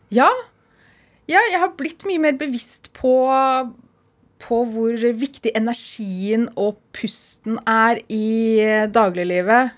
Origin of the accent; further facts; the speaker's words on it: Oslo, Norway; moved away as an adult; also born or lived in Iceland; now in Tynset, Norway; jeg kommer fra Oslo opprinnelig